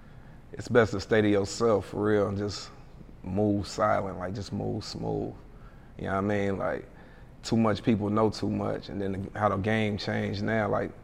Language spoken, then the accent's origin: English; Hamilton, Ohio, United States; Yeah, I'm from Ohio. Yeah. Ohio, money state, money town, Gym City, Nasty Natty, yeah. Hamilton.